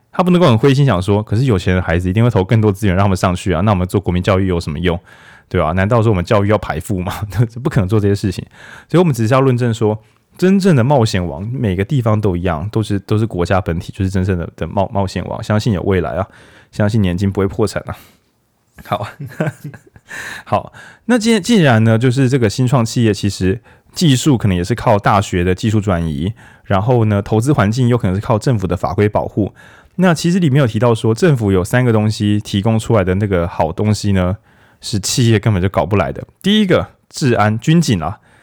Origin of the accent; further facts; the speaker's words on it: Taiwan; 我们台湾人